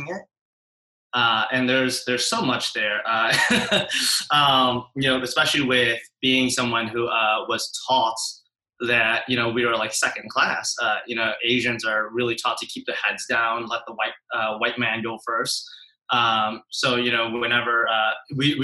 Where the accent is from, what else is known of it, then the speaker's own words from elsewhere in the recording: Appleton, Wisconsin, United States; moved away; I'm from Appleton, Wisconsin originally